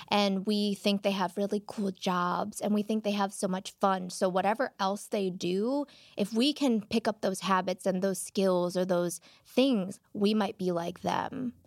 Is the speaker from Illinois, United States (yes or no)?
yes; Chicago, Illinois, United States; moved away as an adult; now in Los Angeles, United States; I grew up in Chinatown in Chicago